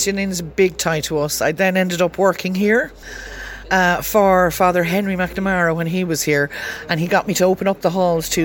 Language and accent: English; Callan, Leinster, Ireland; I'm from Bridge Street in Callan